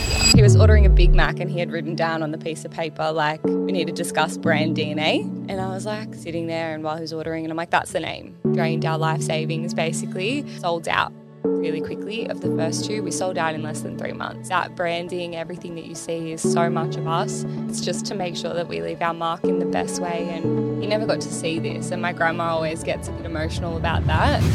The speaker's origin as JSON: {"language": "English", "town": "Sydney", "region": "New South Wales", "country": "Australia", "tie": "born or raised there", "said": "I grew up in Illawarra"}